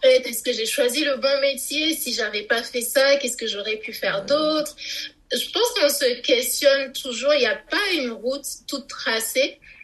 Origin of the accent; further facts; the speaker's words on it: Togo; now in France; je suis née et j'ai grandi au Togo.